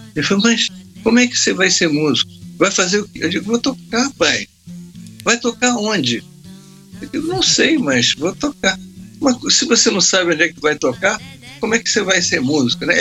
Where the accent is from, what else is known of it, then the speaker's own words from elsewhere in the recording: Vitória, Espírito Santo, Brazil; moved away; eu fui para Vitória, minha terra, eu sou, eu sou capixaba, sou de, de, Espírito Santo